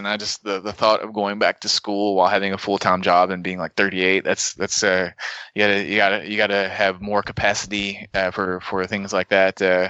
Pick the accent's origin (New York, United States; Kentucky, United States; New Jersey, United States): Kentucky, United States; Muhlenberg County; I'm from Muhlenberg County, so technically, I would just have to be like 12, maybe probably 5 years older than Russ.